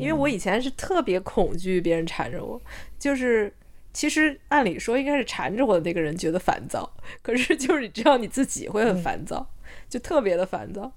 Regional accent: China; now in Australia; 我是中国人，而且我，嗯，我觉得这件事我很自豪

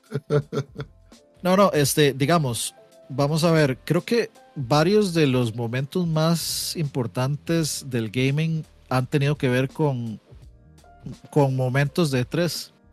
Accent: Costa Rica; como Tico aterrizando en Costa Rica yo, me acuerdo

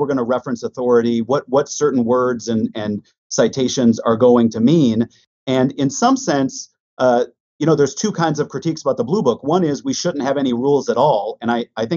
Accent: Minnetonka, Minnesota, United States; accent: Midwestern; moved away; I grew up in a western suburb of Minneapolis. So I'm a Midwesterner. Minnetonka, Minnesota

